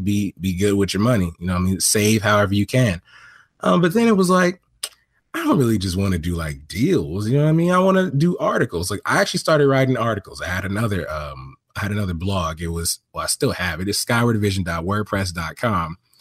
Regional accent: Long Beach, California, United States; born in, uh, Long Beach, California, man, that's where I grew up

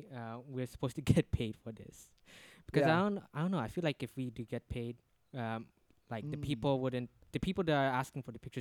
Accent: East Indonesia, Indonesia; now in Jakarta, Indonesia; I had to leave Jakarta because my parents my family live in my hometown, which is. Somewhere in East Indonesia, it's like 3 hours flight from there.

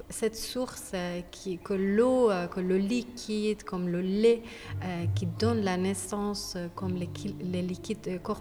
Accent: Iran; French is a second language; now in France; ça fait quelques années que je suis sortie d'Iran et euh, donc je me suis détachée. Et je fais plus de la peinture. depuis que je suis venue en France, j'ai orienté mon travail vers d'autres dimensions

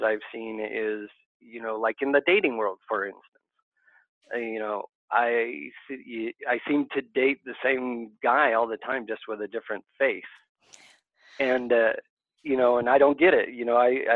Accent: Southern California, United States; I grew up in Southern California.

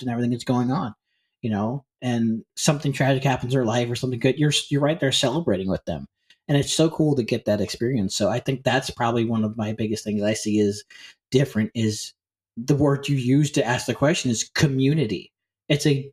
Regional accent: St. Louis, Missouri, United States; moved away; also born or lived in Northern Iowa; I grew up, I grew up around St. Louis, but I moved away to St. Louis for a little while. I moved to Northern Iowa

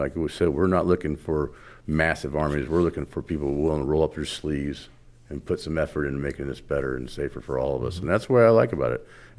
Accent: Florida, United States; very young about stopping the ag guys from just dumping everything in the waters in Florida, because I grew up in Florida, because of all the things that were happening to our freshwater lakes.

